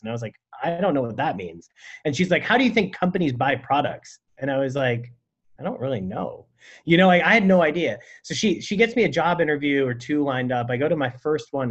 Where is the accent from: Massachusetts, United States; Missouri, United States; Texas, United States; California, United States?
California, United States; San Francisco; also born or lived in Burlingame; I grew up in San Francisco and then in Burlingame.